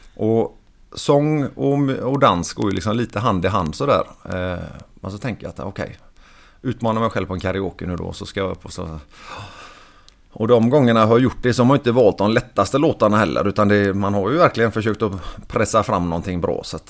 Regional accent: Sweden; Och vi är ju svenskar

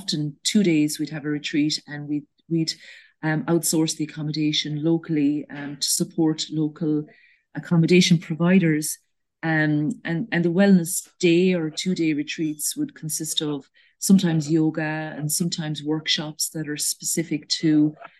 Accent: North Clare, Munster, Ireland; also born or lived in Ballinacally, County Clare; I grew up in Rowan, which is in North Clare, and I'm 20 years in Ballinacalli now with my husband.

